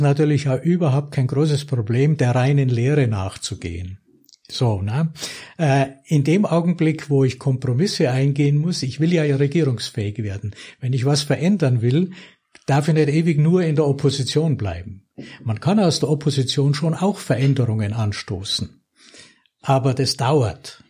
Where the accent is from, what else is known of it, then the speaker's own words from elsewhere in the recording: Lechbruck, Bavaria, Germany; wie schön diese Kindheit da in Lechbruck war und wie, wie schön es war, dort aufzuwachsen